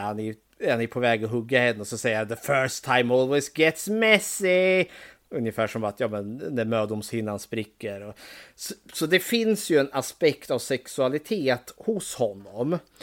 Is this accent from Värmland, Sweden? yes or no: no; Eskilstuna, Södermanland, Sweden; Och för det var ju precis där jag bodde, Borsökna som det heter. Där växte jag upp jättelugnt, skönt och trevligt